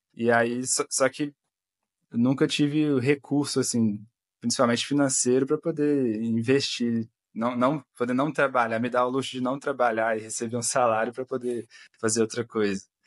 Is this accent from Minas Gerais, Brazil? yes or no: yes; Belo Horizonte, Minas Gerais, Brazil; sou de Belo Horizonte, Minas Gerais